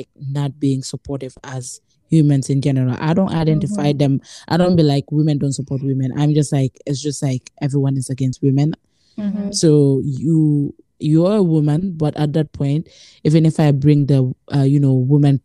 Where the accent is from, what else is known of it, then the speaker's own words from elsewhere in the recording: Gambia; moved away; I grew up in Gambia